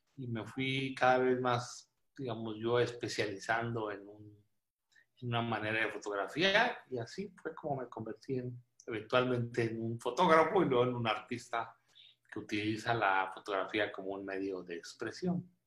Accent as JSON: {"language": "Spanish", "town": "Monclova", "region": "Coahuila", "country": "Mexico", "tie": "born or raised there", "also_born_or_lived": "Monterrey, Nuevo León / Mexico City", "said": "Yo nací en Monclova y he vivido en Coahuila y Monterrey por muchos años"}